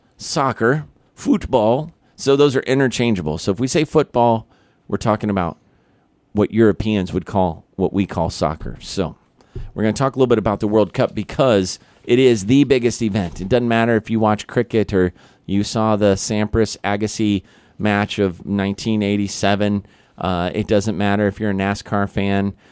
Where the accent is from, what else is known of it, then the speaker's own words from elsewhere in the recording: Independence, Missouri, United States; Good old President Harry S. Truman from my hometown